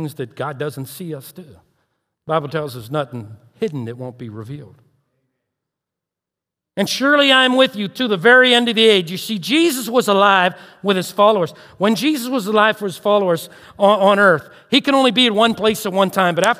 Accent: Turtle Creek, Pennsylvania, United States; I was raised in Turtle Creek

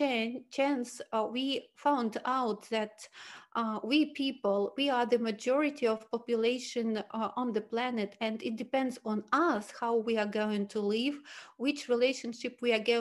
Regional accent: Switzerland; I'm from Switzerland, but I have a big experience to live and work in different countries in the world

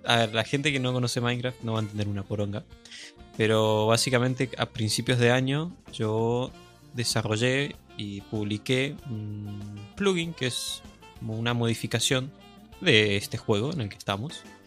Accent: Argentina

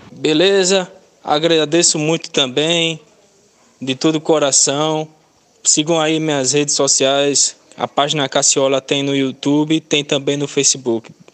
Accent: Paulista, Pernambuco, Brazil; also born or lived in Recife; Eu nasci em Recife, mas eu morava, a minha moradia era o Janga. Meus primeiros anos de vida

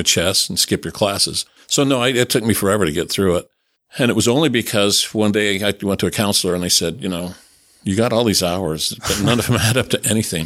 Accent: Bingham Canyon, Utah, United States; also born or lived in Chicago; I grew up in Beacon Canyon, Kennecott Copper Mine

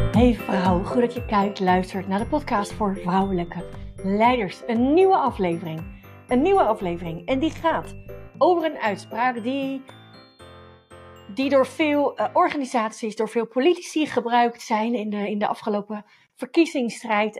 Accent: Netherlands

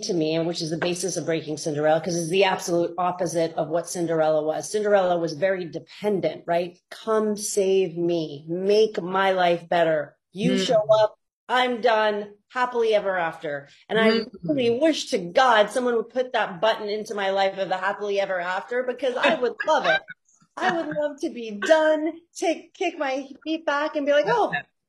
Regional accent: Saudi Arabia; moved away as an adult; now in United States; it helps that I grew up in Saudi Arabia and I can identify very specifically with that thinking, right?

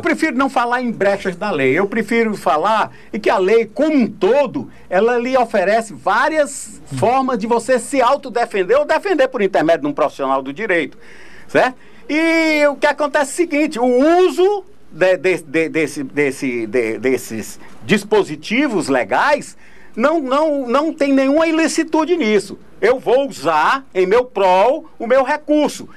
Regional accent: Ceará, Brazil; now in Piauí, Brazil; eu sou cearense porque nasci lá

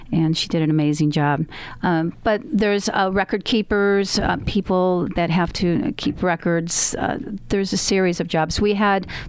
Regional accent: United States; we're from America. We don't speak the same language

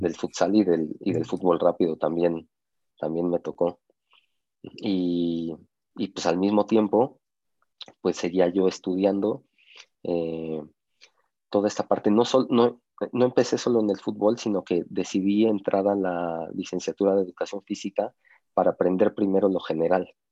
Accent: Mexico; somos mexicanos

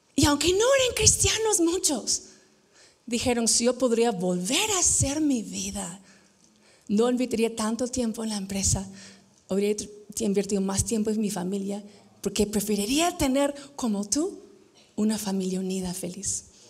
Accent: United States; moved away as an adult; now in Peru; yo crecí en Estados Unidos

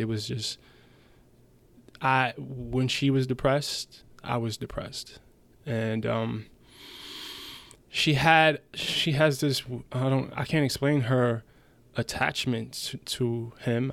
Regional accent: United States; English is a second language; also born or lived in Germany; I moved back to America with my mom when I was seven.

